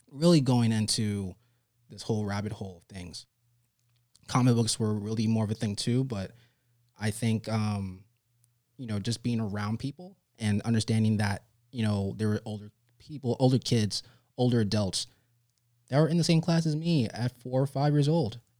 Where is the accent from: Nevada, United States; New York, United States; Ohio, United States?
New York, United States; New York City; So, I'm actually from New York City. I was born uh, May 31st, 1987, in Lennox Hospital.